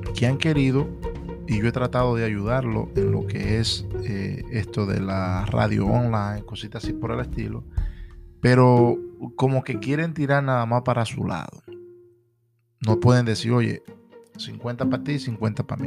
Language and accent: Spanish; Puerto Plata, Dominican Republic; now in Allentown, United States; mi tierra natal